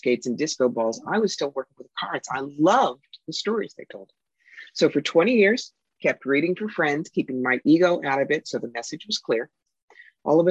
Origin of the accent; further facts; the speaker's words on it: Cherry Hill, New Jersey, United States; moved away as an adult; also born or lived in Philadelphia, Pennsylvania / Atlanta, Georgia; now in upstate New York, United States; I grew up upper middle class. Right. In Cherry Hill, New Jersey